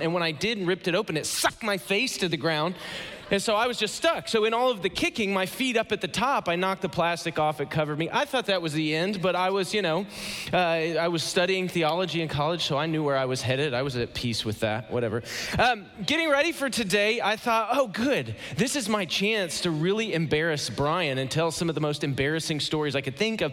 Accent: Ohio, United States; moved away as an adult; now in Atlanta, United States; I live in Atlanta, Georgia. I am so glad to be back in the Midwest. I'm, I'm from Ohio originally.

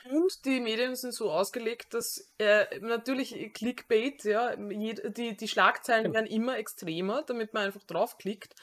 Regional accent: Austria; als Wiener oder halt äh, Mensch aus der Wiener Umgebung

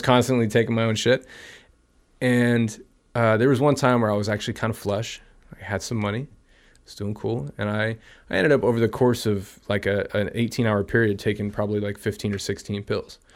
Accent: Pleasanton, California, United States; I grew up in Pleasanton

